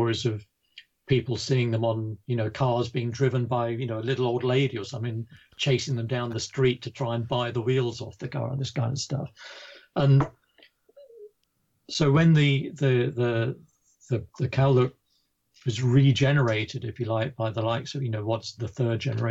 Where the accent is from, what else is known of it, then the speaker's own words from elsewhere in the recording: United Kingdom; being a Brit